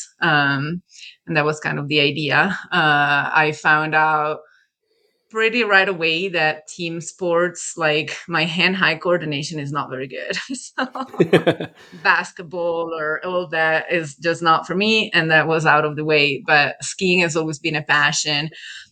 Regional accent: Italy; moved away as an adult; also born or lived in Milan; now in California, United States; I'm originally from Italy. I lived in California for about 10 years now.

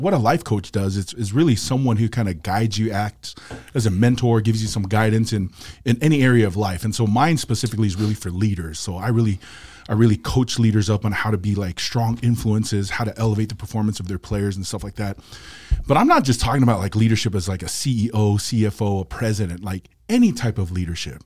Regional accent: Salt Lake City, Utah, United States; born, raised here in Salt Lake City, Utah

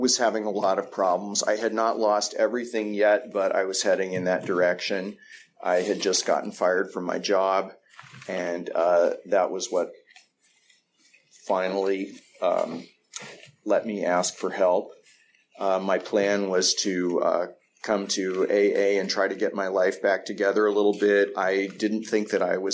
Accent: East Bay, California, United States; I grew up here in the East Bay.

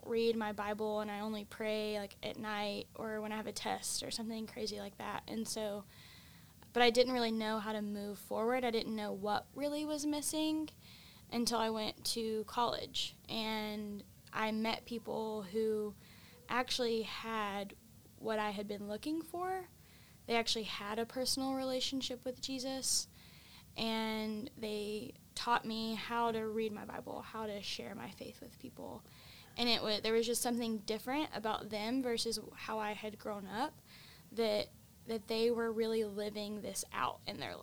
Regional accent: Evadale, Texas, United States; I grew up in Evadale, Texas, which is in southeast Texas

